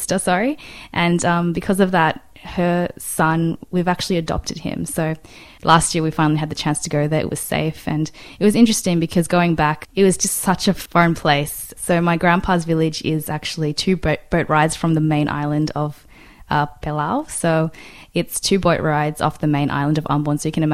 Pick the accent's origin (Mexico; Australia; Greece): Australia; being an Australian coming in there, I felt like quite foreign, even though I know that I'm kind of from there as well. Like my grandpa's from there